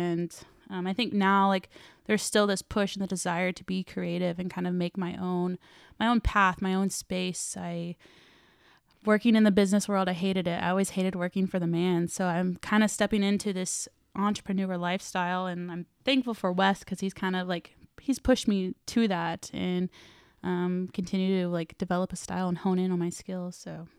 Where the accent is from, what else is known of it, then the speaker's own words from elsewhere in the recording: Claremore, Oklahoma, United States; I'm from Claremore.